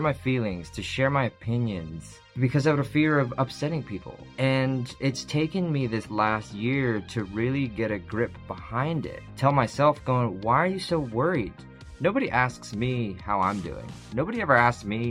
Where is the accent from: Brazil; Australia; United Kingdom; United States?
United Kingdom; I'm British.